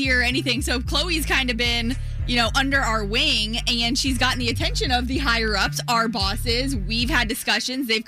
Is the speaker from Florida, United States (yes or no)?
yes; Tampa, Florida, United States; moved away; Both Obi and I grew up in the Tampa Bay area